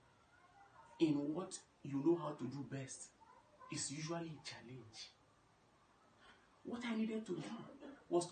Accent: Ochagbe Village, Cross River, Nigeria; from Ochagbe Village in Africa 2, Cross River State, Nigeria. I live all through in Nigeria. I can categorically tell you that growing up here

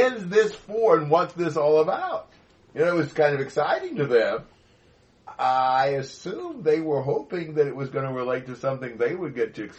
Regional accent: United States; moved away as an adult; now in Brazil; as an American

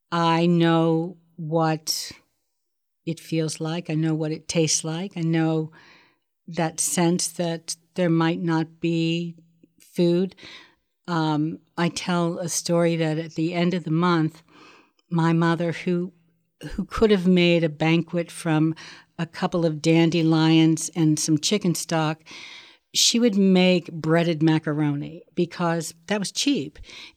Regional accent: Sharon, Pennsylvania, United States; born there; I was born in Sharon, Pennsylvania.

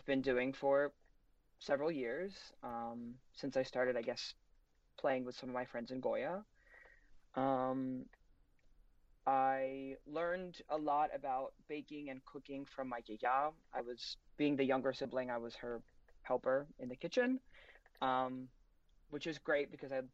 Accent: New Jersey, United States; I'm from Central Jersey

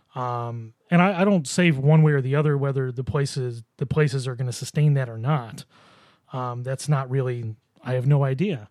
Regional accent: Buffalo, New York, United States; I grew up in Buffalo myself

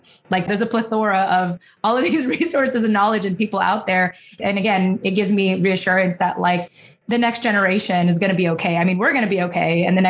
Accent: Philippines; you know, being Filipino, like, I have the rest of my life to figure this out.

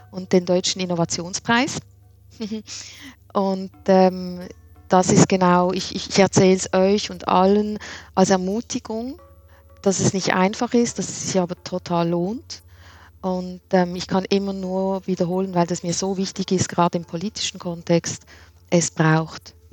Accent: Switzerland; Ja, Nils, es ist auch bei uns in der Schweiz so

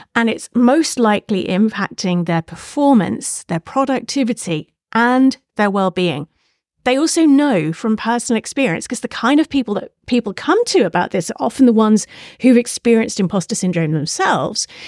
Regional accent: United Kingdom; if you hadn't guessed from my accent, I'm a Brit. I'm from the U K.

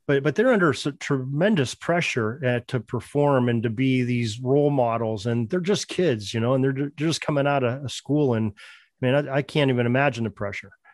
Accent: Western Pennsylvania, United States; I'm from Western Pennsylvania

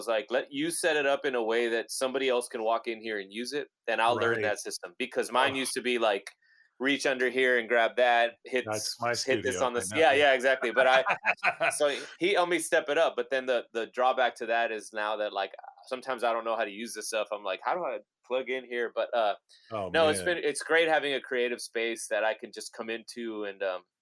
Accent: Laredo, Texas, United States; a few of us were from my hometown, from Laredo, and we were like these kids that grew up on the Mexican border

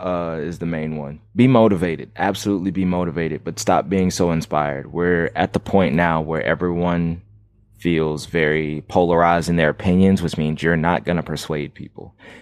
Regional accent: Fairbanks, Alaska, United States; also born or lived in Savannah, Georgia / Jacksonville, Florida; I was born in Savannah, Georgia, raised in Fairbanks, Alaska, moved back to Savannah, Jacksonville, Florida.

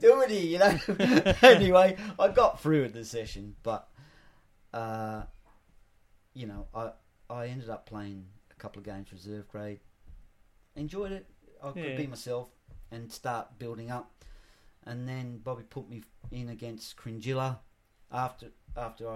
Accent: Australia; accent: Australian; also born or lived in England; I'm an Australian accent, but I'm Pommy born.

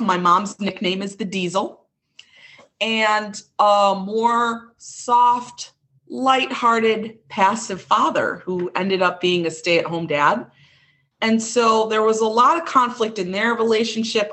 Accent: Chicago, Illinois, United States; accent: Midwestern; I was born and raised in, in a suburb of Chicago, Illinois. You can kind of hear my Midwestern accent

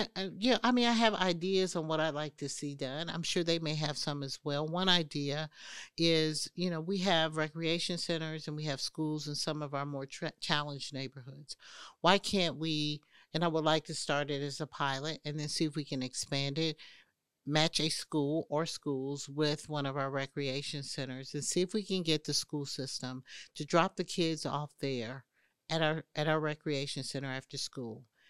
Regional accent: Indianapolis, Indiana, United States; moved away as an adult; now in Atlanta, United States; I grew up in Indianapolis, Indiana.

